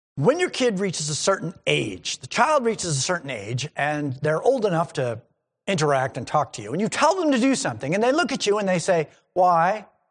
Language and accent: English; New England, United States; I grew up in New England and I grew up in churches in New England